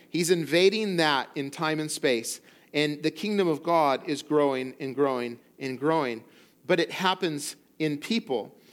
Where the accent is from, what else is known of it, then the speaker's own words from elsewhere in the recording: central coast of California, United States; moved away as an adult; also born or lived in Colorado; now in Morro Bay, United States; the central coast of California, where I grew up and where I'm from